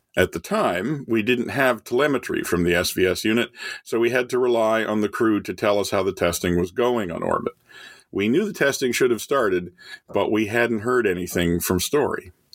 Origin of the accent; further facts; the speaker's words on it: Canada; as a kid growing up in Canada